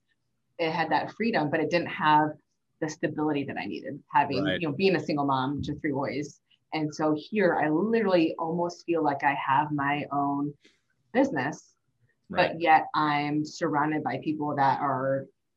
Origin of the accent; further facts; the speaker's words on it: St. Louis, Missouri, United States; I grew up in St. Louis